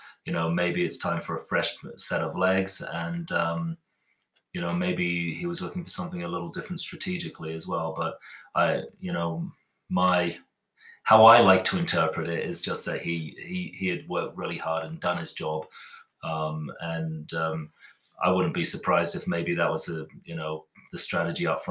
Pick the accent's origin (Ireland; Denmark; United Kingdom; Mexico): United Kingdom; England; now in United States; being English